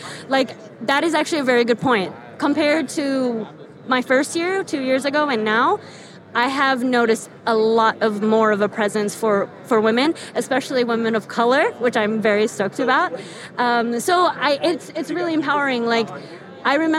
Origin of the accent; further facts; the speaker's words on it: the Bay Area, California, United States; I'm originally from the Bay